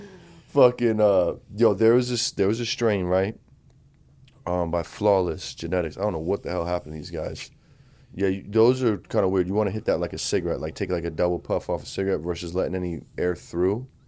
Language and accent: English; United States; moved away; we grew up on in Jersey, New York